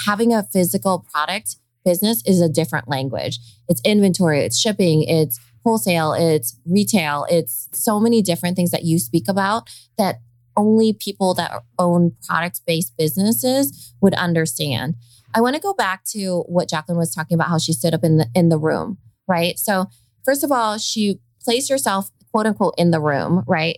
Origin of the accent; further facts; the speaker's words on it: Iowa, United States; accent: Valley girl; I sound like a Valley girl too. And I'm from Iowa